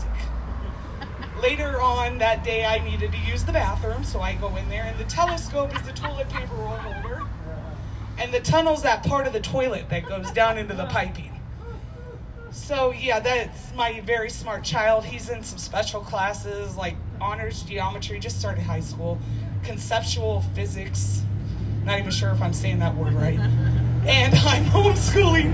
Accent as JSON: {"language": "English", "town": "Cuba", "region": "Illinois", "country": "United States", "said": "I'm from a small town in Illinois, Cuba."}